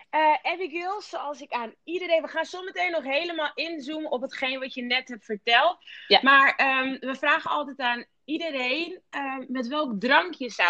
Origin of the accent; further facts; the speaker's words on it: Rotterdam, South Holland, Netherlands; ik kom uit Rotterdam.